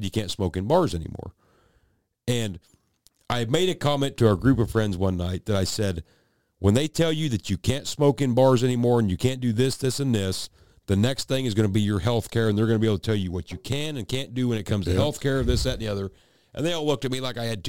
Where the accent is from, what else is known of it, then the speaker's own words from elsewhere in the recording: United States; I was born in America.